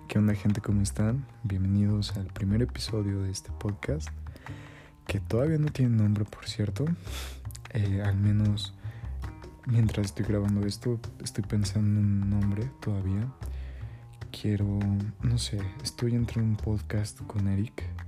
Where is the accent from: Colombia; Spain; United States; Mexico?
Mexico; State of Mexico; yo soy del Estado de México